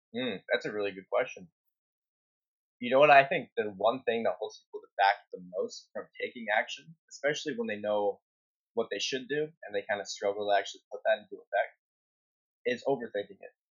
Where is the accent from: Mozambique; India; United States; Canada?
Canada; I'm from Canada